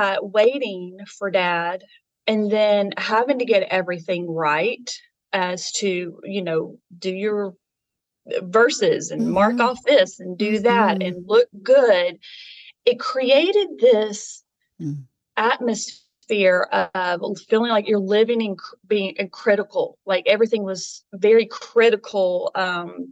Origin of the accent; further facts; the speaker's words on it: Nashville, Tennessee, United States; I was born and raised in Nashville, Tennessee